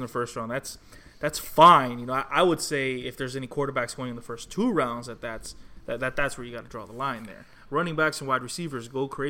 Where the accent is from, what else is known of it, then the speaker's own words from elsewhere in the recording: Miami, Florida, United States; We're all three from Miami.